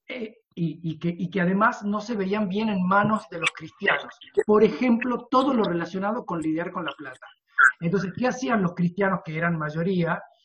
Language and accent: Spanish; Tucumán, Argentina; yo soy tucumano